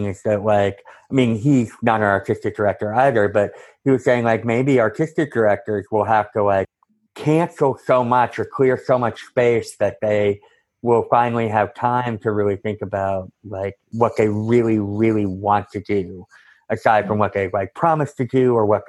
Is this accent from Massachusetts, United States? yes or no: yes; Cambridge, Massachusetts, United States; moved away as an adult; also born or lived in Santa Cruz, California / Chicago; I'm from Cambridge, Massachusetts, originally